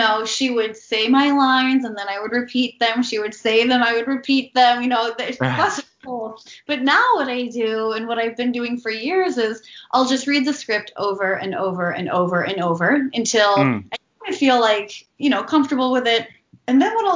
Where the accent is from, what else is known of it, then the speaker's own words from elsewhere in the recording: near Buffalo, New York, United States; moved away; also born or lived in Baltimore, Maryland / Manhattan, New York; I did eventually live in Manhattan, but we grew up near Buffalo, New York